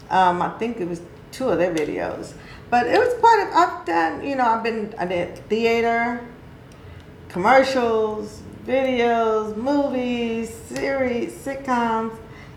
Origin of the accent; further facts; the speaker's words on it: California, United States; native, born and raised in California.